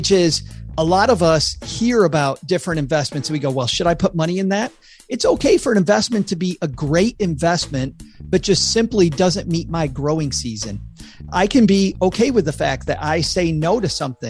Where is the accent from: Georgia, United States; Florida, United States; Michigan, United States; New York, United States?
Michigan, United States; West; I grew up in West Michigan